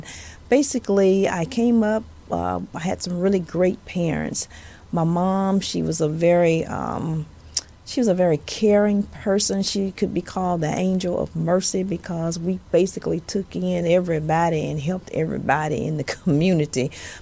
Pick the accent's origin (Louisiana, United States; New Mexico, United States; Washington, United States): Louisiana, United States; Monroe; accent: southern; I'm sure you all have noticed my southern accent. And yes, I am from the dirty South. I'm from Louisiana. I am from the northern part